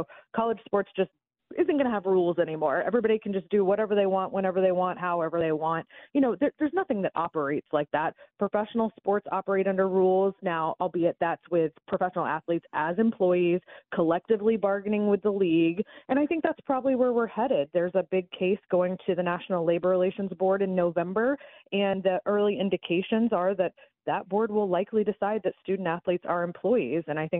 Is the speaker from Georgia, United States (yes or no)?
yes; Atlanta, Georgia, United States; moved away; I don't live up there anymore, but I'm born and bred in Atlanta and always happy to come on up there.